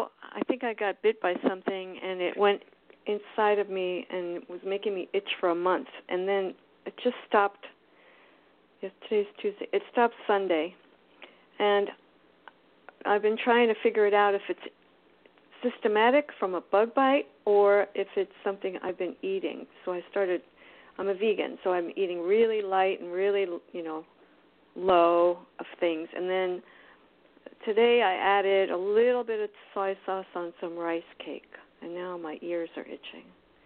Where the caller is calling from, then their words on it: Florida, United States; I'm in South Florida.